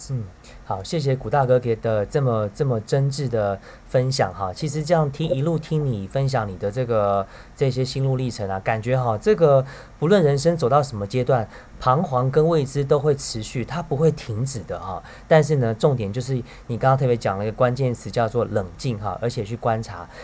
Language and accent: Chinese; Taiwan; 大家一听到我是台湾来的